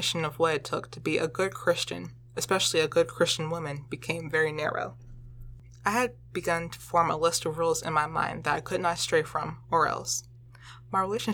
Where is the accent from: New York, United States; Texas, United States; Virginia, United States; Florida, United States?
Virginia, United States; Chesterfield; I grew up in Chesterfield, Virginia, which is located directly below Richmond